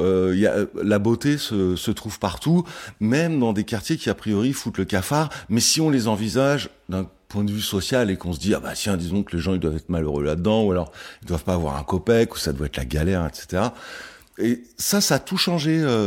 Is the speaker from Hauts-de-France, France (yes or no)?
no; Le Plessis-Bouchard, Île-de-France, France; now in Paris, France; j'ai grandi en Île-de-France